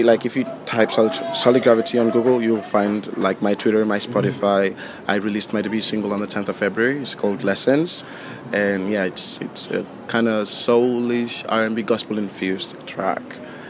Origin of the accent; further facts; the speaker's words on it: Spain; also born or lived in United Kingdom; now in London, United Kingdom; So I was born in Spain, but my dad's from London, so when my parents got divorced, I had to live between Spain and the UK basically, like all through my childhood.